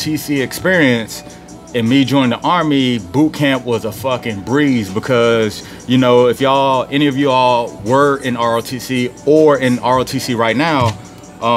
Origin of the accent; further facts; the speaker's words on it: Petersburg, Virginia, United States; also born or lived in Philadelphia, Pennsylvania / Richmond, Virginia; I was born in Petersburg, Virginia.